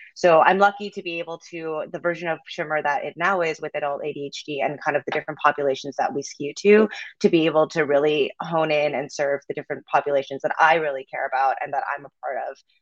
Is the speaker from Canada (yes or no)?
yes; Canada; moved away as an adult; now in Los Angeles, United States; I'm actually from Canada, so I just moved to LA last July